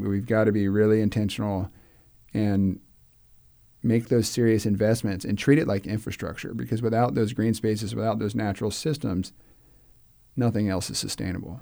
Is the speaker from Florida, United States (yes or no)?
yes; Clearwater, Florida, United States; I grew up in Clearwater